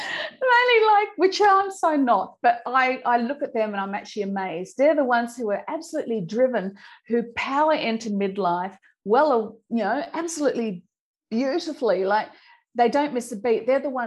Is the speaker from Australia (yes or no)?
yes; Australia; accent: Australian; I'll give you my old Aussie accent here, we call them Shazza. Shazza's the Sheila, you know, the Sheila that, you know, goes, I've still got the Aussie twang in there, yeah.